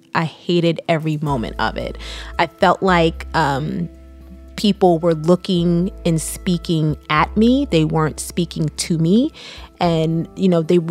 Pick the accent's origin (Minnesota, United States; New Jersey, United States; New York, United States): New Jersey, United States; Neptune; we lived in a small town, Neptune, New Jersey